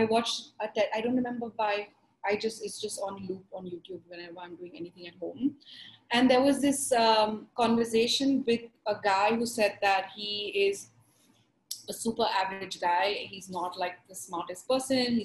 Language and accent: English; Mumbai, Maharashtra, India; moved away; growing up in Bombay, in school at least, I was just an average student